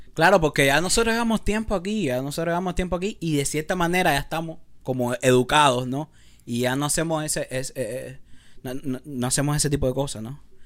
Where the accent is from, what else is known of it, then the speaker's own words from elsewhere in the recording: Cuba; now in Los Angeles, United States; algo de mi cultura, algo de, lo que es cubano